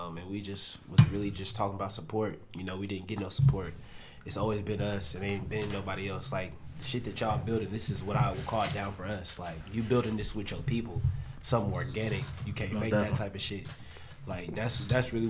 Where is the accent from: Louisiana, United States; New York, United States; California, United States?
California, United States; Oakland; moved away; I'm from Oakland. I was born and raised in Oakland